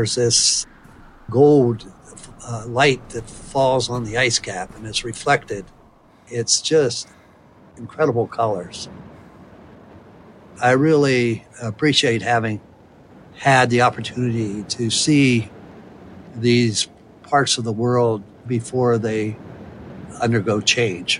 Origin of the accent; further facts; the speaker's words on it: West Virginia, United States; moved away as an adult; also born or lived in Ohio; I grew up in West Virginia